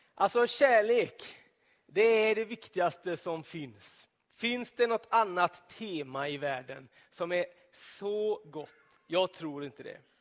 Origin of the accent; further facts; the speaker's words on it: Donsö, Västra Götaland, Sweden; På Donsö, där jag växte upp, i södra skärgården